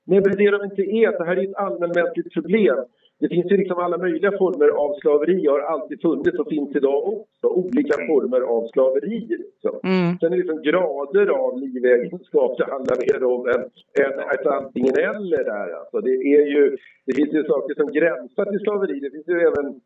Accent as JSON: {"language": "Swedish", "country": "Sweden", "said": "Som svenskar kan vi faktiskt säga att våra företrädare har inte sysslat med det."}